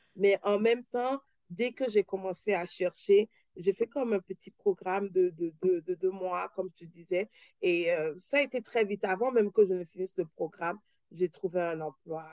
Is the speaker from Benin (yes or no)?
yes; Benin; moved away as an adult; also born or lived in Paris, France / Quebec, Canada; now in Toronto, Canada; je suis née, j'ai grandi au Bénin